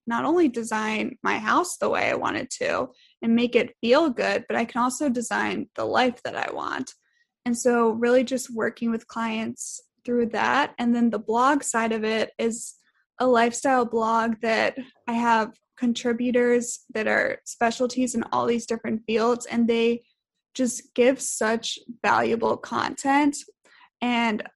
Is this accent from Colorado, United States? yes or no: no; Richmond, Virginia, United States; moved away; we both grew up for the most part. We're from Richmond, Virginia